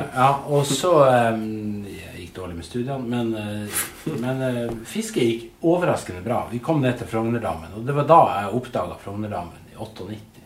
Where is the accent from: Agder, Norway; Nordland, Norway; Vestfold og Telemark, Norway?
Nordland, Norway; Narvik; moved away as an adult; now in Oslo, Norway; da jeg flytta fra Narvik, der jeg kommer fra